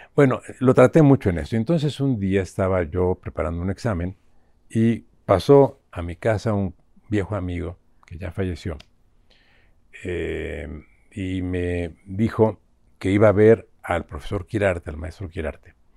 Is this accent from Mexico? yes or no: yes; Mexico; como mexicanos